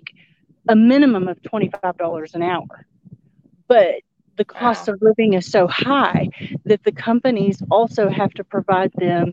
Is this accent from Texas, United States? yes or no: yes; Texas, United States; We're native Texan, or that's where we're from